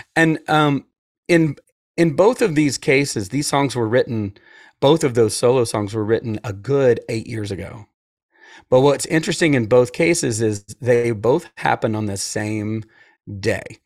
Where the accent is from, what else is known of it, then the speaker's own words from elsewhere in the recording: Atlanta, Georgia, United States; I'm from Atlanta, so I was raised by wolves